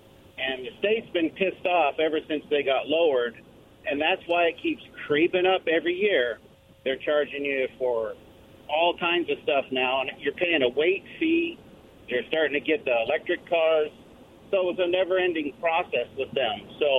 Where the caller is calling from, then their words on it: Pasco, Washington, United States; from Pasco.